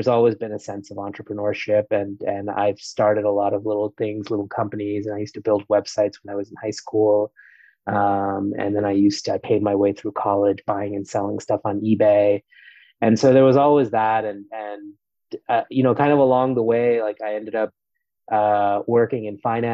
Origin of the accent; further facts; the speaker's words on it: New York City, New York, United States; also born or lived in India; I grew up in New York City. I'm originally from India, but moved to the States when I was four, and grew up in New York City and in New York State